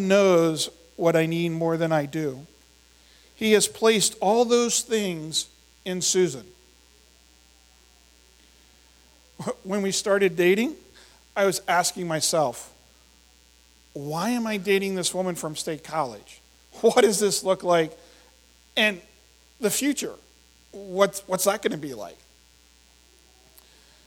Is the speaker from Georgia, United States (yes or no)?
no; Indiana, Pennsylvania, United States; I grew up in Indiana, PA